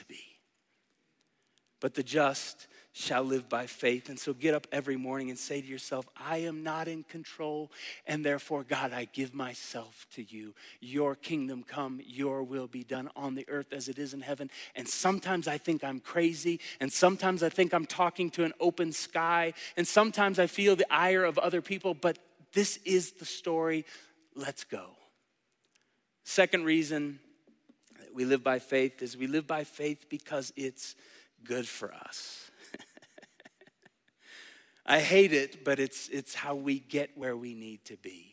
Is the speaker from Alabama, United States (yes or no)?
no; Tulsa, Oklahoma, United States; I was born in 1982 in Tulsa, Oklahoma, into a family that took me to church